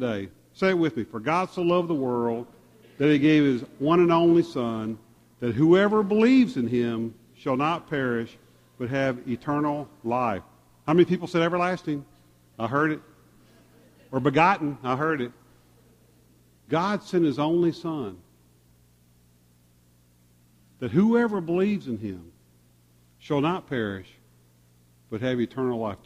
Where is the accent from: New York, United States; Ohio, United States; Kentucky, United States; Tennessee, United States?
Tennessee, United States; Memphis; Being a Memphian, born and raised in Memphis, loving Memphis, living in Memphis